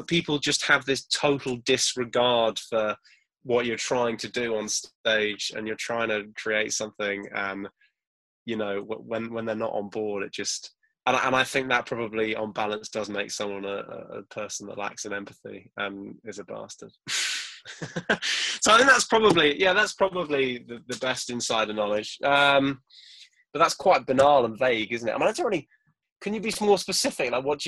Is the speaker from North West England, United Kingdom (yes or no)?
yes; Crewe, North West England, United Kingdom; born there; I was born in Crewe, which I don't know if you know, but it's nearish Manchester. And no one believes that, because obviously I don't really sound like I'm from there.